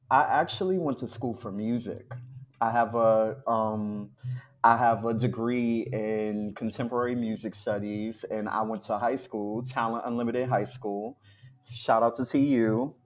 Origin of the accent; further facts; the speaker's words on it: New York City, New York, United States; I'm from Harlem